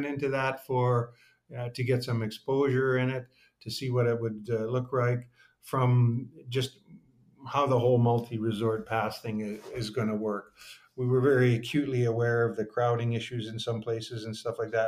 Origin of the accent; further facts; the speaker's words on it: Fort St. John, British Columbia, Canada; I grew up in small town northern Canada, a little town called Fort St. John up on the Alaska Highway